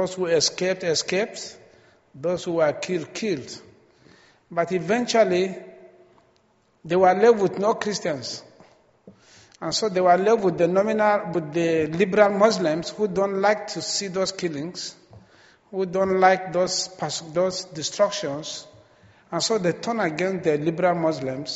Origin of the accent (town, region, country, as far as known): Nigeria